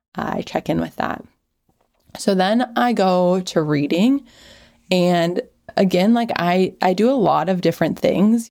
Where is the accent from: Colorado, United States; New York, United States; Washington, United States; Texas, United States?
Washington, United States; moved away as an adult; now in California, United States; We grew up in Washington